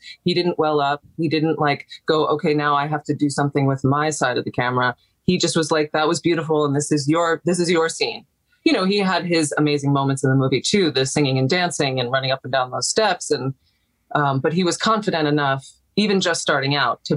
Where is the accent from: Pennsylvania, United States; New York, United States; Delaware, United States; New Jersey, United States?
New York, United States; I lived in New York, born and raised in New York